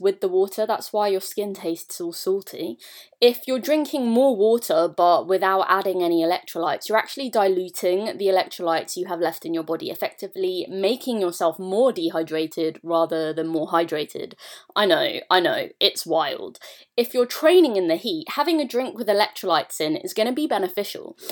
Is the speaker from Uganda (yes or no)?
no; United Kingdom; being British